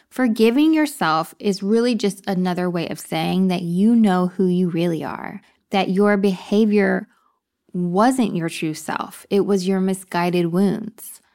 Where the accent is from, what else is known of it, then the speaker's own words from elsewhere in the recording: Texas, United States; also born or lived in upstate New York; now in New York, United States; I'm from Texas.